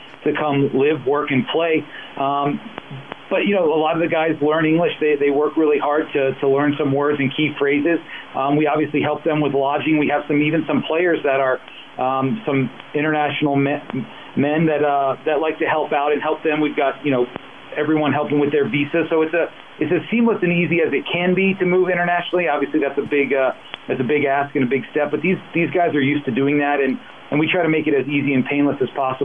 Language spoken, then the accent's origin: English; near Virginia Tech, Southern Virginia, United States; moved away as an adult; also born or lived in Baltimore / Dallas / Minneapolis / Greensboro; I'm originally from Southern Virginia, right outside of Virginia Tech.